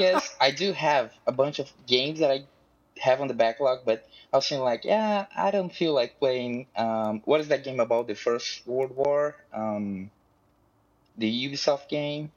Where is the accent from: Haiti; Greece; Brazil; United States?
Brazil; I'm from Brazil